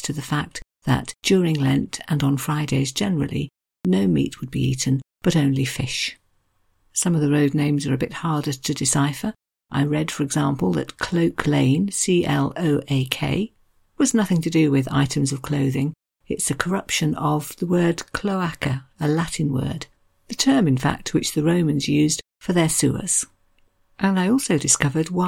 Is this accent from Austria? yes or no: no; United Kingdom; I'm very British